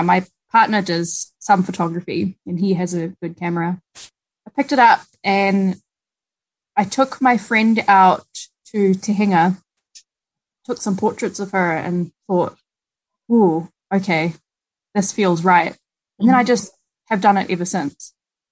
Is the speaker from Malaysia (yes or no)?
yes; Malaysia; also born or lived in Christchurch, New Zealand; now in New Zealand; I was born in Christchurch and then spent over a decade in Malaysia. So my growing up years were in Malaysia